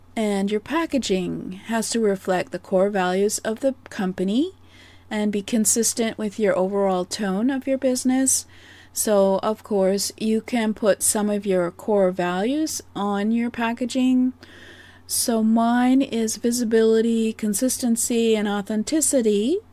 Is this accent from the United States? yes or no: no; Canada; I am Canadian